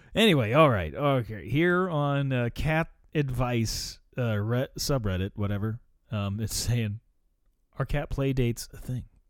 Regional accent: United States; I'm American

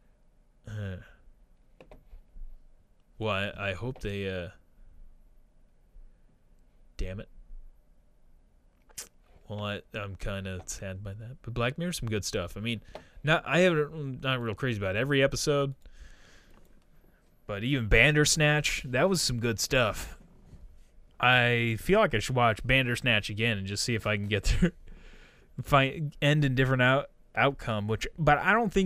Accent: Missouri, United States; I'm from Missouri

